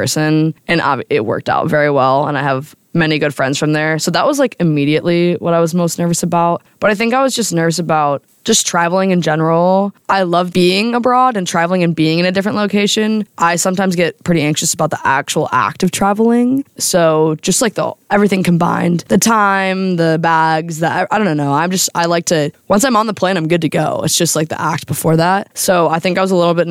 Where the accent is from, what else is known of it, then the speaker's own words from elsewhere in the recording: United States; as an American abroad